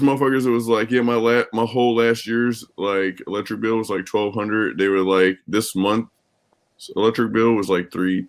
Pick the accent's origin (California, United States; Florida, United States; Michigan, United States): Florida, United States; moved away; also born or lived in Chicago, Illinois; When I lived in Florida, I'm from Florida and shit.